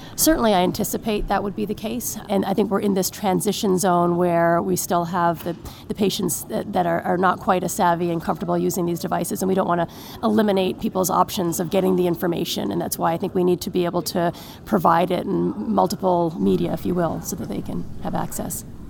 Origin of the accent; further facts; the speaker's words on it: Newfoundland and Labrador, Canada; moved away as an adult; also born or lived in Montreal / Hamilton / Calgary / Los Angeles; now in Boston, United States; I was born and raised in Newfoundland